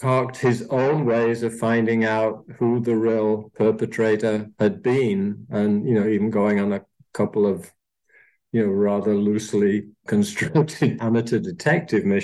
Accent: Manchester, North West England, United Kingdom; also born or lived in Austria; now in Phoenix, United States; I don't sound as though I was born in Austria, but I was. And I was growing up in Manchester, England.

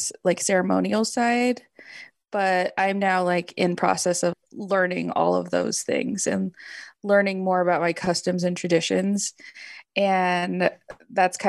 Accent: Los Angeles, California, United States; grew up in Los Angeles

